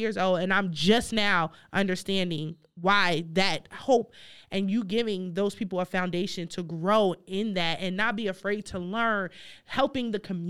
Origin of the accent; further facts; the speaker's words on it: New York City, New York, United States; when I grew up in New York, I went to Frederick Douglass Academy